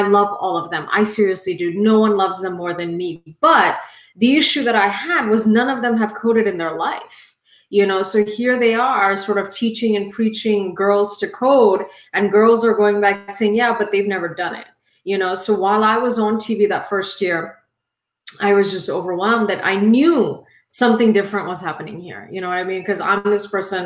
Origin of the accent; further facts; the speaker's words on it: India; now in United States; I am an immigrant. I am Indian